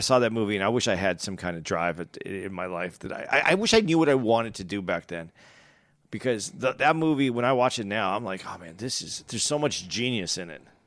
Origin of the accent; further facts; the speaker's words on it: Arizona, United States; I grew up in Arizona.